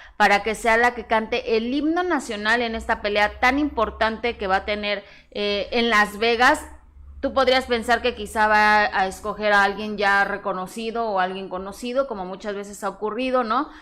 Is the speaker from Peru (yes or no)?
no; Mexico; como mexicana